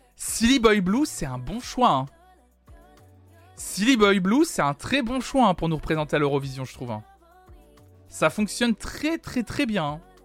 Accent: Nantes, Pays de la Loire, France; je suis nantais

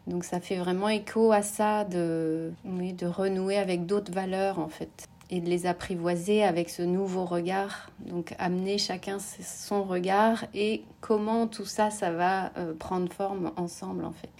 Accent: France; moved away as an adult; also born or lived in United States; je suis rentrée en France, c'était vraiment, voilà, je, suis rentrée à la source dans ma ville natale

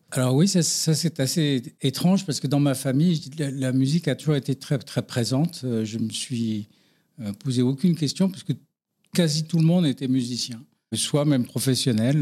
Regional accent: Paris, Île-de-France, France; je suis né à Paris euh, d'un papa et d'une maman qui habitaient dans le 17e

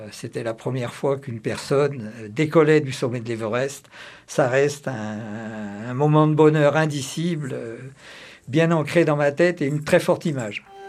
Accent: Auvergne-Rhône-Alpes, France; je suis auvergnat

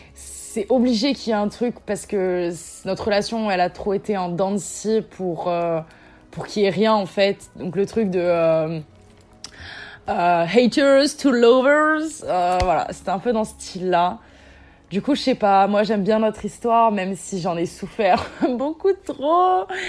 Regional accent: south of France, France; je viens du sud de la France, j'ai 19 ans

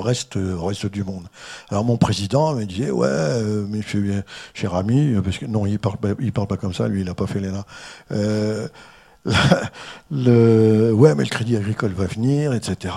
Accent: the North, Hauts-de-France, France; moved away; je suis originaire du Nord, donc je suis un ch'ti

